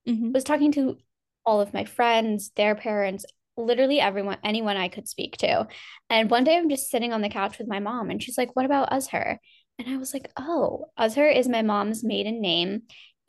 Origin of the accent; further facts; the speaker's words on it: Northeast, United States; I'm from Jersey, New York, Pennsylvania. I'm from the Northeast. Never really know how to answer that one.